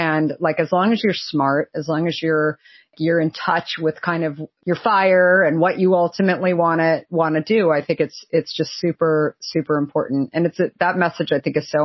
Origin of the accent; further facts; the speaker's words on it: Arizona, United States; I grew up in Arizona